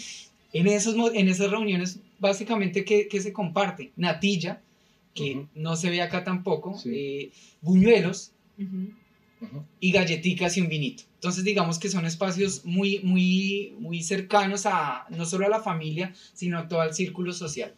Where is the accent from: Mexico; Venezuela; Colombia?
Colombia; Bogotá; moved away as an adult; also born or lived in Villavicencio; now in Peru; yo primero nací en Bogotá, eh, la capital, y allí digamos que yo viví toda mi vida